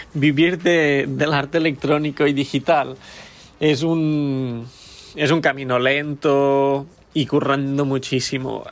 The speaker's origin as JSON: {"language": "Spanish", "town": "Lleida", "region": "Catalonia", "country": "Spain", "moved": "yes", "lives_now": "Berlin, Germany", "said": "soy de Lleida, pero ahora vivo en Berlín"}